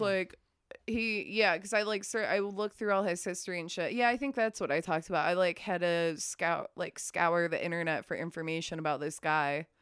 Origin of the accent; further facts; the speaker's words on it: Midwest, United States; now in Texas, United States; I'm from the Midwest. I live in Texas now